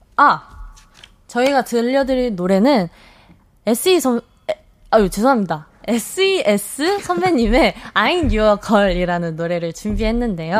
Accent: Jeolla, South Korea; moved away

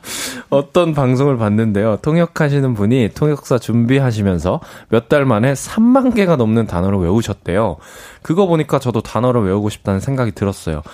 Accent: Namyangju, Gyeonggi Province, South Korea; 홍유흥이라고 네. 고종하고 순종하고 음. 또 하여튼 그렇게 이제 두 왕의 릉이 있는 홍유흥 옆에 살았었습니다.

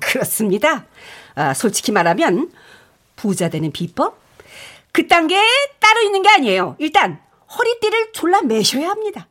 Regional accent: Paju, Gyeonggi Province, South Korea; 파주 출신이잖아.

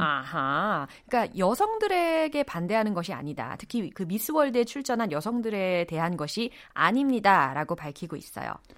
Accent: Seoul, South Korea; 저의 고향은 서울입니다

